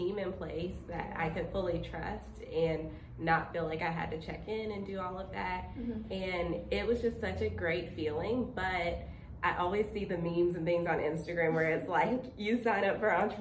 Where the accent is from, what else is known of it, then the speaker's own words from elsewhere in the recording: Spartanburg, South Carolina, United States; I grew up in Spartanburg, South Carolina